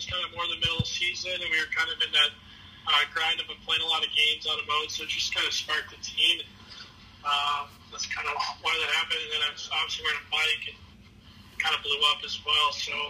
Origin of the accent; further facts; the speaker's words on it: St. Louis, Missouri, United States; Obviously growing up, the Blues, I don't want to say they were a bad team